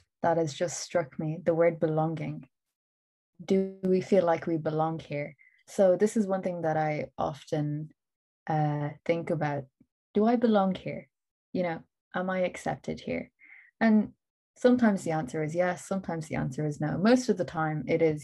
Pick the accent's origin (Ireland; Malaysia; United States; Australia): Ireland; Irish Pakistani children